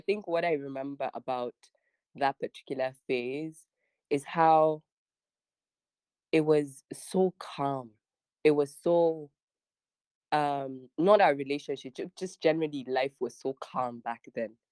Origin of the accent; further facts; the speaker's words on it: Abuja, Federal Capital Territory, Nigeria; also born or lived in Niger State / Kebbi / Sokoto; I was born in Niger State. Um, I grew up um, and still currently live in Abuja, but my father is from Kebbi